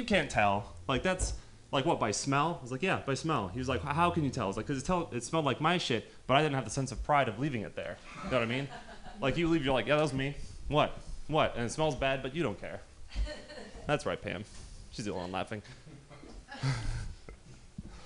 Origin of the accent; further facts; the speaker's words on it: Marin County, California, United States; I'm from Marin County